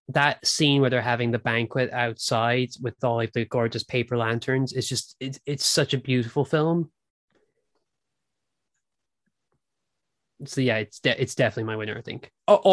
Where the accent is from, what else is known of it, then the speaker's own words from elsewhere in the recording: Ireland; also born or lived in Britain; now in United Kingdom; I grew up in Ireland. I live in Britain.